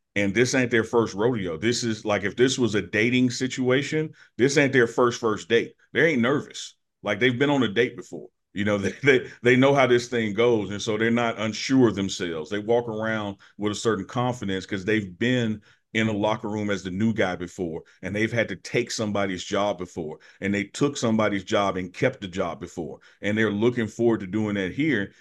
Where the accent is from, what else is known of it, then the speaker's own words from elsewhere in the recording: Jackson, Mississippi, United States; moved away as an adult; now in Boulder, United States; my hometown, Jackson, my school, Jackson State